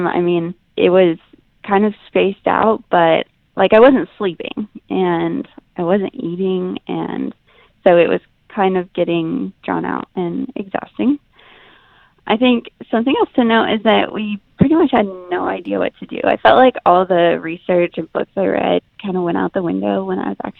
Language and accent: English; Kansas, United States; moved away as an adult; now in Houston area, United States; We are right outside of Houston. We're actually probably an hour, hour and a half outside of Houston, but we're originally from Kansas